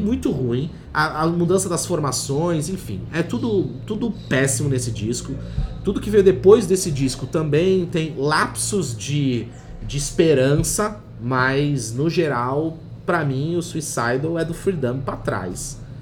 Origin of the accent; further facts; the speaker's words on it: Santos, São Paulo, Brazil; eu sou de Santos